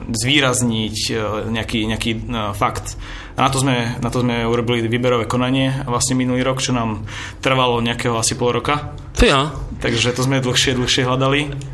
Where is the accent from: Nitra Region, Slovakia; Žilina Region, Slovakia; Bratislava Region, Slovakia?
Bratislava Region, Slovakia; Bratislava; som z Bratislavy